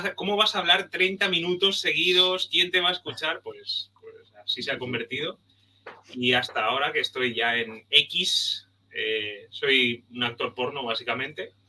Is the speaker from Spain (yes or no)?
yes; Cambrils, Catalonia, Spain; viví al lado del parque, mi pueblo de orígenes de allí, de al lado, el, de Cambrils.